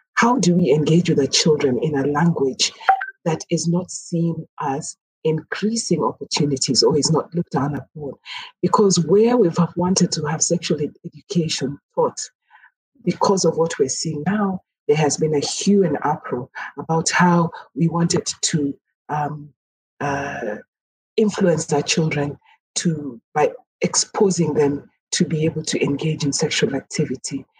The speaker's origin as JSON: {"language": "English", "country": "Kenya", "said": "speak as a Kenyan, but also as an African"}